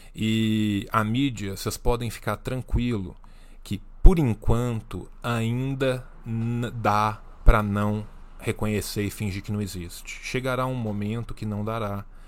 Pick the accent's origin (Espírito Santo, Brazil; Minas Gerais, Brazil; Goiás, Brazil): Minas Gerais, Brazil; Eu sou de Minas Gerais